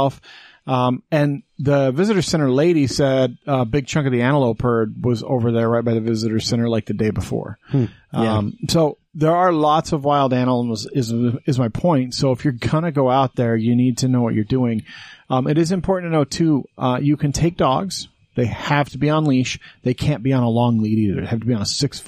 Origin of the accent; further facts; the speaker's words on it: Green River, Utah, United States; when I was a kid, like growing up in Green River, I could go out 20 minutes out of town and I could see stars